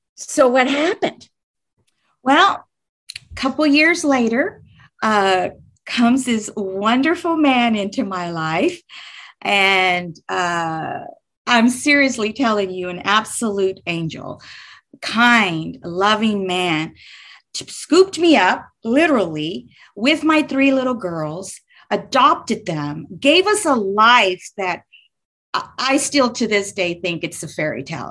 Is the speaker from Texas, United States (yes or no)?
yes; Houston, Texas, United States; moved away as an adult; now in north central Texas, United States; I live in north central Texas, but I was born and raised in Houston, Texas